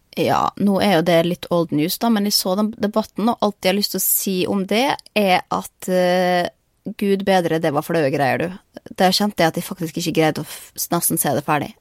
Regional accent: Norway; moved away as an adult; hjemme i Norge

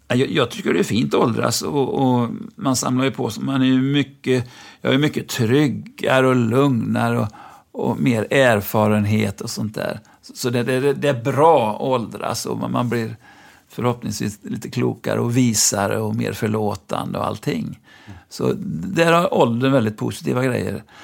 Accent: Lyrestad, Västra Götaland, Sweden; moved away as an adult; also born or lived in Gothenburg; jag föddes ju i Lyrestad utanför Mariestad, där min pappa var rektor

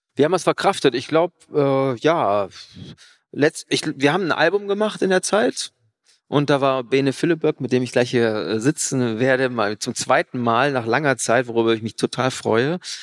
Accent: Cologne, North Rhine-Westphalia, Germany; aus Köln, wo ich herkomme

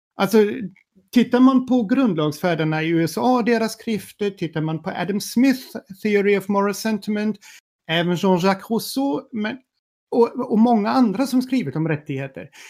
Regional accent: Sweden; som svensk med tyska rötter

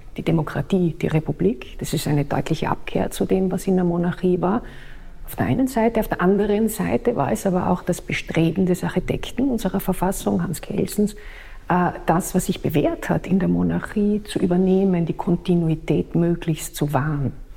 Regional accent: Austria; bei uns in Österreich

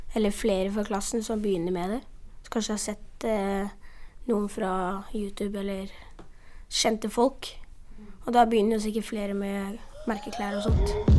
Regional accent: Brazil; now in Oslo, Norway; I Brasil har jeg masse venner, for at jeg er fra Brasil

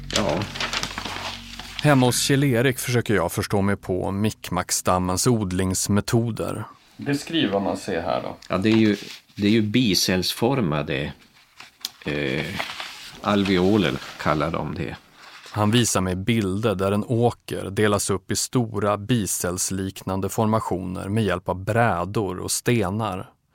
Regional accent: Umeå, Västerbotten County, Sweden; jag växte upp i Umeå

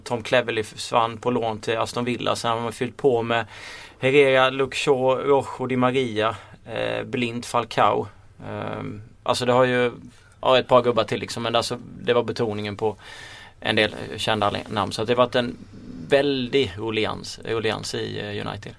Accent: Småland, Sweden; accent: Småländska; min småländska stämma

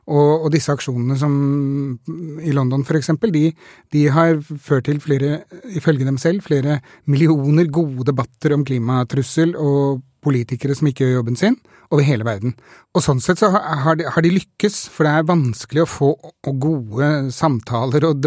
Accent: Norway; born there; utslippene nå er like store som de var da jeg ble født i Norge

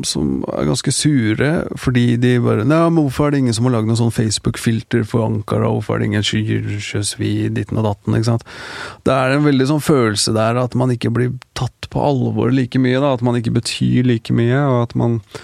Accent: Norway; Da jeg vokste opp, hvert fall, så var det en veldig sånn vi var en veldig sånn blanda gjeng eh, av folk fra, ja, fra, fra både Norge og, foreldre fra andre land

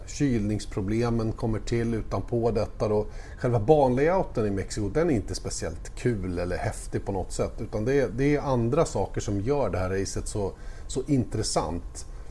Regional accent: Sweden; jag är som svensk

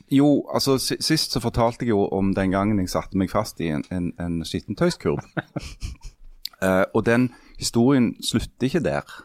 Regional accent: Henningsvær, Nordland, Norway; born there; For jeg er født i Henningsvær.

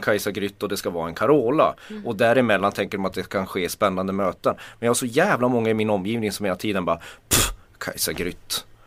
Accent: Kiruna, Norrbotten County, Sweden; jag är uppvuxen med katastroftänk. Mm. Jag kommer från Kiruna

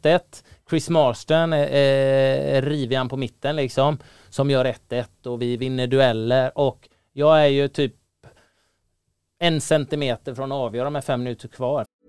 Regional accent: Gothenburg, Västra Götaland, Sweden; på den tiden jag växte upp i Göteborg

